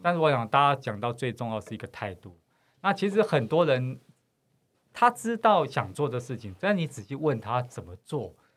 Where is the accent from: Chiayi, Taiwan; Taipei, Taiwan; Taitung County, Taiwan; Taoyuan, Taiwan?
Taipei, Taiwan; 其实我应该是讲着我们是在西门町长大孩子